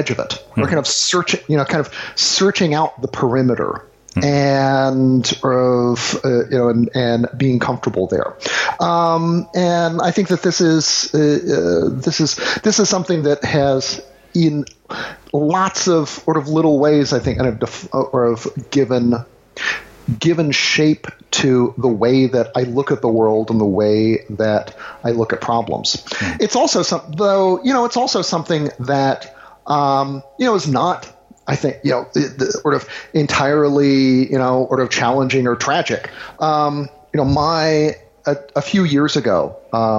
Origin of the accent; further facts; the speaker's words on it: the South, United States; growing up in the South, I was generally the only half Asian kid within probably, you know, 20 miles